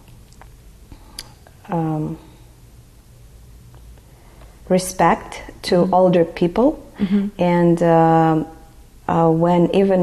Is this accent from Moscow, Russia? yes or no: no; Nalchik, Kabardino-Balkaria, Russia; English is a second language; moved away as an adult; also born or lived in Texas, United States; now in United States; I'm from the republic is called Kabardino-Balkaria.